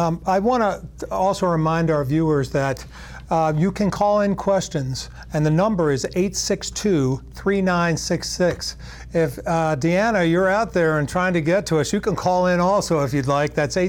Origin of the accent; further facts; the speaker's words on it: Winooski, Vermont, United States; I'm from Winooski as well